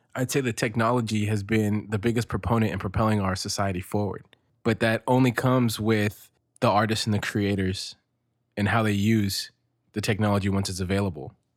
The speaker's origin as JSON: {"language": "English", "country": "United States", "said": "I'm American born of Mexican descent"}